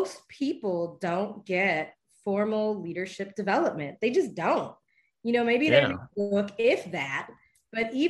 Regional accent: Belize; I am a Belizean.

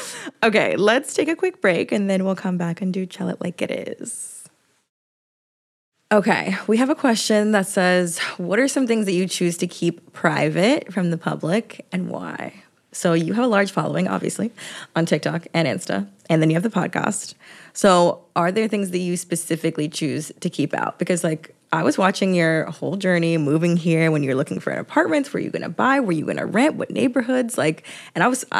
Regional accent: Atlanta, Georgia, United States; Like, when I'm at home, I'm from Atlanta, and like from the suburbs.

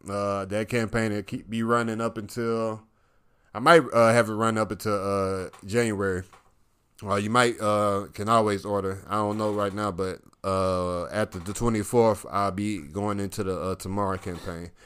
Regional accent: the South, United States; I'm from the South

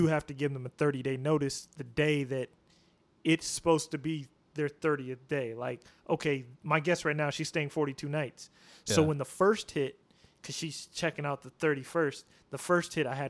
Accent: Washington, United States; moved away; where I'm from Washington State

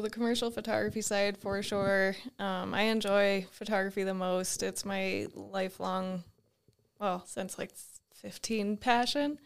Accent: the Adirondacks, Northern New York, United States; moved away as an adult; also born or lived in Binghamton, New York; now in Butte, United States; where we grew up in the Adirondacks, it was so rural

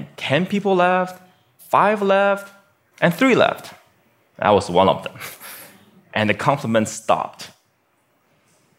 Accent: Beijing, China; now in United States; my hometown, Beijing, China

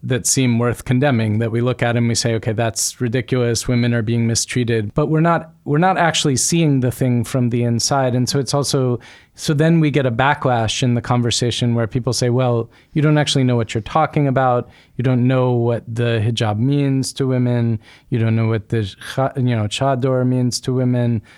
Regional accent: United States; when I grew up in America, my childhood in my household

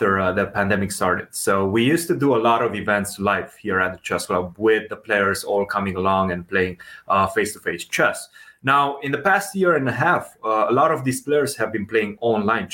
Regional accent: Romania; moved away as an adult; now in United States; Before college, I come from Romania. So we don't have a big basketball culture in Romania

